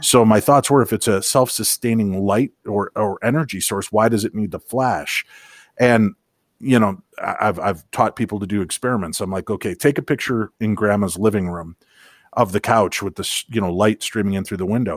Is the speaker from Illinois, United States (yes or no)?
yes; Illinois, United States; I grew up in Illinois, so I had seen lightning bugs before